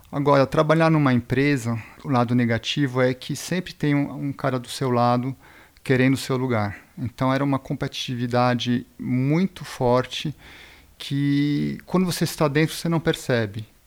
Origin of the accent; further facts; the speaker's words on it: Brazil; born there; also born or lived in Switzerland; eu sou suíço-brasileiro, nasci aqui no Brasil e morei mais de 20 anos na Suíça.